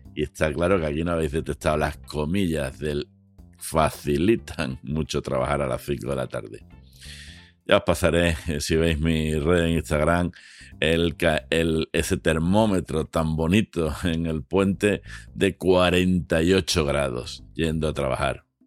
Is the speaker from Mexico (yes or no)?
no; Spain; somos españoles